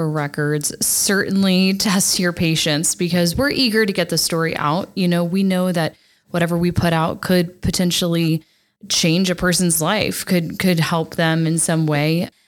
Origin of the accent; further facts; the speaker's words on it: Texas, United States; moved away; growing up in Texas